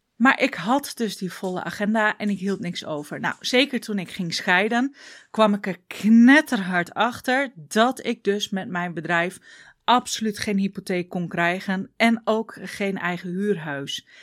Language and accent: Dutch; Groningen, Netherlands; accent: Groningen dialect; ik kom uit Groningen, dus ik ga een beetje in het dialect.